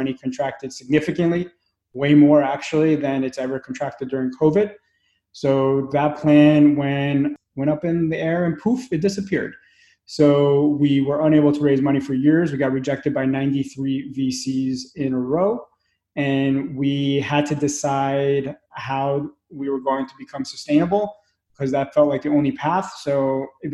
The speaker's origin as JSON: {"language": "English", "town": "New York City", "region": "New York", "country": "United States", "tie": "born or raised there", "also_born_or_lived": "Belarus / Pennsylvania", "moved": "yes", "said": "I was born in Belarus, grew up in Brooklyn, and we moved to Pennsylvania."}